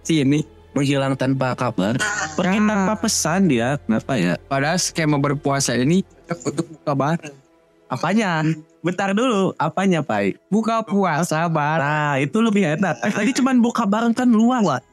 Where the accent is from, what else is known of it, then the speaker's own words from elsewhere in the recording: West Java, Indonesia; gue orang Sunda